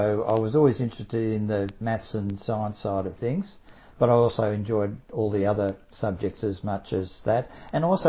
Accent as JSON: {"language": "English", "town": "Melbourne", "region": "Victoria", "country": "Australia", "tie": "born or raised there", "said": "I was brought up in Pascoe Vale"}